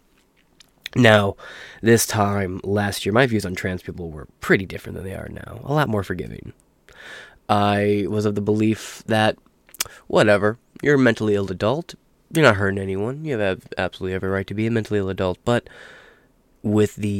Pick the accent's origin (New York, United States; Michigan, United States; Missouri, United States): Michigan, United States; I'm from Michigan